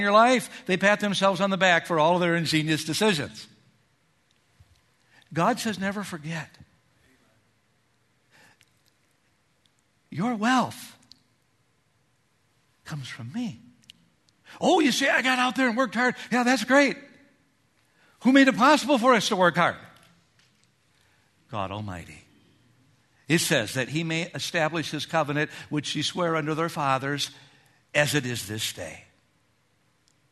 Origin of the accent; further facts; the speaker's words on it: Minnesota, United States; moved away; I grew up in Minnesota